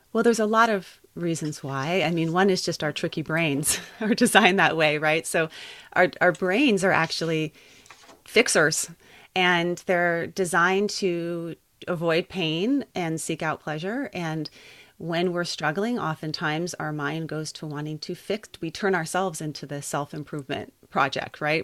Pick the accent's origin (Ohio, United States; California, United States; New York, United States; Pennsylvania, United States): California, United States; Santa Barbara; also born or lived in Colorado; I grew up here in Santa Barbara